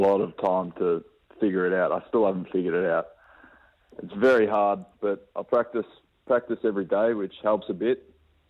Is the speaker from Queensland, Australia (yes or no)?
no; Melton, Victoria, Australia; I live in Melton. I've lived in Melton my whole life.